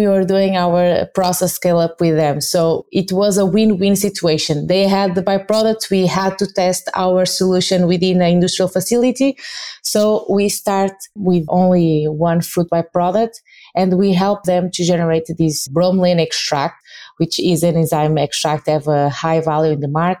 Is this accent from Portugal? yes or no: yes; Portugal; I'm from Portugal